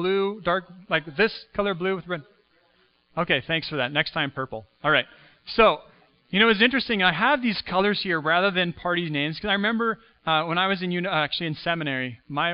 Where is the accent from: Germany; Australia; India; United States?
United States; now in Canada; I was born in the U.S., so I'm an American citizen